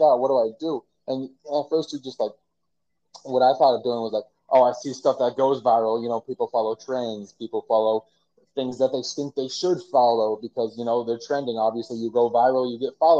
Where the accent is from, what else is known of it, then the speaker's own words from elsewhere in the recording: Lake Tahoe, Nevada, United States; moved away as an adult; now in Los Angeles, United States; I'm from Lake Tahoe in Nevada